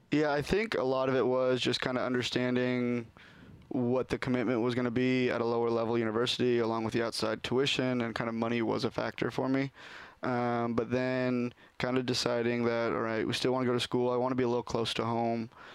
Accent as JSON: {"language": "English", "town": "Sherwood", "region": "Oregon", "country": "United States", "tie": "born or raised there", "said": "I grew up in Sherwood, and yep, from the area. Never moved anywhere else until college, really."}